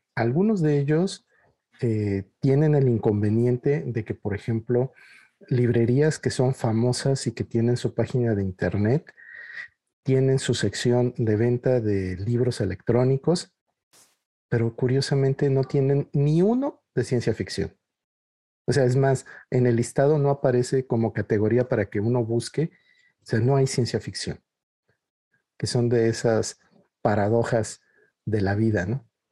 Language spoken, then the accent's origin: Spanish; Mexico; en México no sabemos aquello de lo que somos capaces de hacer